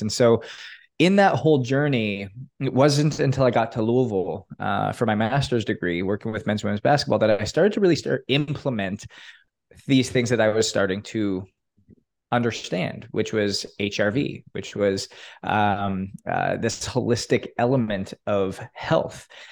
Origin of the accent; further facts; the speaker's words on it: Canada; now in Miami, United States; growing up in Canada